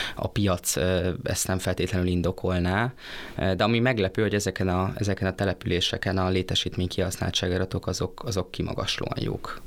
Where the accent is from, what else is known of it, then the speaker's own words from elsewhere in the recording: Debrecen, Hajdú-Bihar, Hungary; én debreceniként azt mondom, hogy én büszke civis városi vagyok